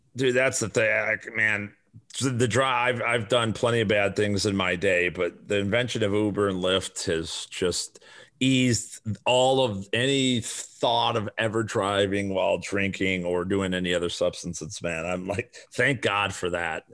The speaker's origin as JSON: {"language": "English", "town": "Chicago", "region": "Illinois", "country": "United States", "tie": "born or raised there", "moved": "as an adult", "lives_now": "Arizona, United States", "said": "I grew up on the south side of Chicago."}